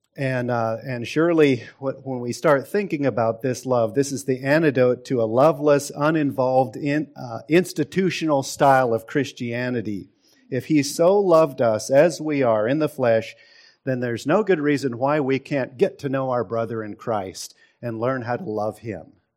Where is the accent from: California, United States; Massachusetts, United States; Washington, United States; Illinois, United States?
Washington, United States; Seattle; now in Texas, United States; I grew up in Seattle